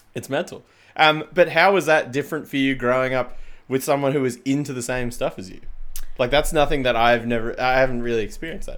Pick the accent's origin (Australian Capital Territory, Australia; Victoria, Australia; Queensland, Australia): Australian Capital Territory, Australia; Canberra; now in Melbourne, Australia; growing up in Canberra